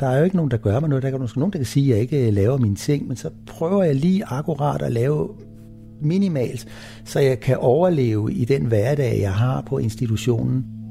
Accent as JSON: {"language": "Danish", "town": "Copenhagen", "region": "Capital Region of Denmark", "country": "Denmark", "tie": "born or raised there", "said": "Jeg er født i København"}